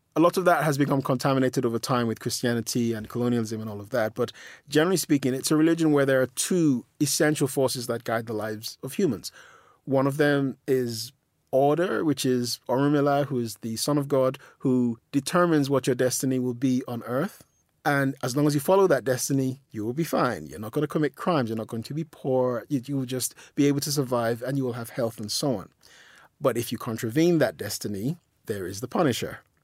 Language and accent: English; London, United Kingdom; also born or lived in Nigeria; I'm just a guy from South London, you know, I was born in Lambeth.